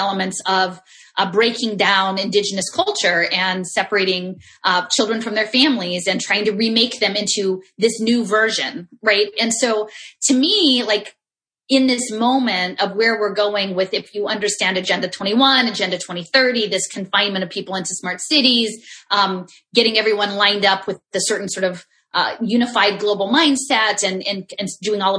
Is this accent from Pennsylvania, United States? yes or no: yes; Philadelphia, Pennsylvania, United States; I'm from Philadelphia